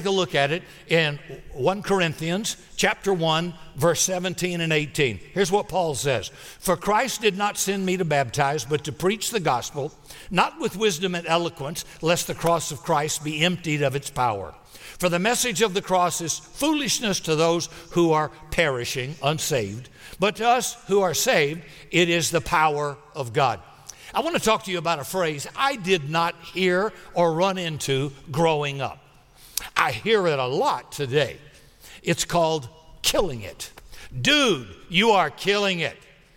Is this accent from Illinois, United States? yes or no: no; South Carolina, United States; I grew up in South Carolina